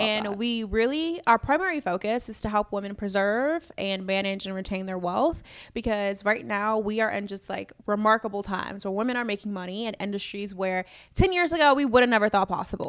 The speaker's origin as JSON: {"language": "English", "town": "Chicago", "region": "Illinois", "country": "United States", "tie": "born or raised there", "said": "I'm from Chicago, born and raised"}